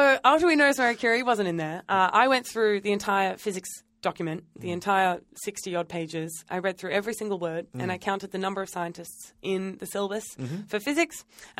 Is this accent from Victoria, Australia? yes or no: no; New South Wales, Australia; now in Western Australia, Australia; But originally I'm from New South Wales